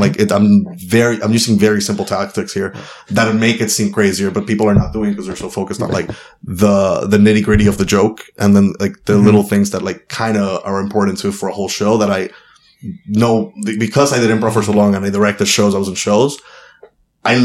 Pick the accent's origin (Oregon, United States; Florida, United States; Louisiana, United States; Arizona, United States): Florida, United States; Miami; to feel like I'm a Latino that happens to be a comedian, or a comedian that happens to be Latino. I'm from Miami.